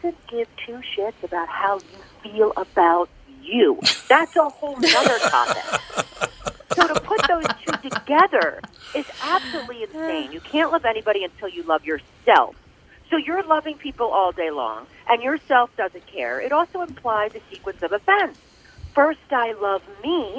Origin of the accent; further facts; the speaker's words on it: Philadelphia, Pennsylvania, United States; I'm from Philly